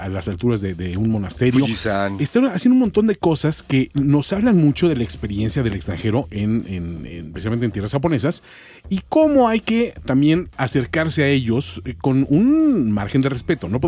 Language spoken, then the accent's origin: Spanish; Chilango, Mexico City, Mexico; los norteños que nos dicen chilango